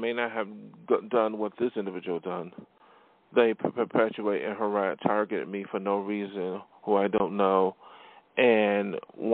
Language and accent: English; Buffalo, New York, United States; now in Los Angeles, United States; I came from Buffalo, New York, and that's my hometown, and I was in New York City. I moved on, and I'm now in L.A.